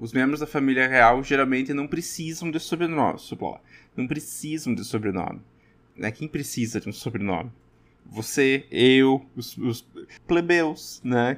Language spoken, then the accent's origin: Portuguese; Brazil; sou eu brasileiro falando